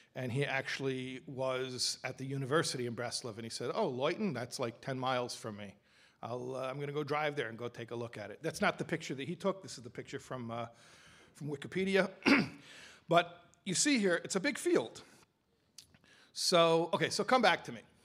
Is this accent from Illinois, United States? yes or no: yes; Chicago, Illinois, United States; I'm from Chicago